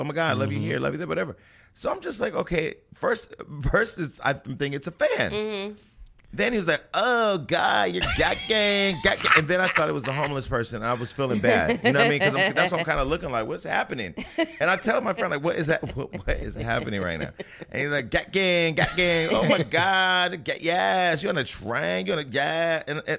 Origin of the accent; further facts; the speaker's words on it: West Coast, United States; I'm from the West Coast where we don't take the train.